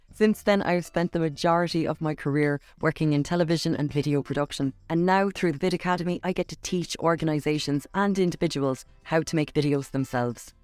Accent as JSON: {"language": "English", "town": "Cork", "region": "Munster", "country": "Ireland", "said": "I'm from Cork"}